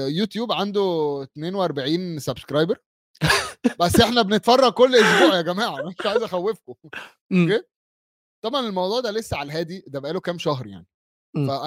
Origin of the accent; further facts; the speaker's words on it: Bahrain; خليجي اه خليج انا بحريني كاتبها لهم بحريني